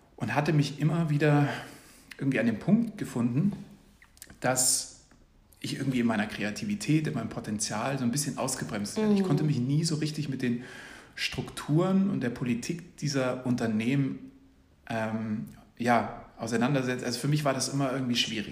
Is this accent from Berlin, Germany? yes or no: no; Munich, Bavaria, Germany; Ich komme ursprünglich aus München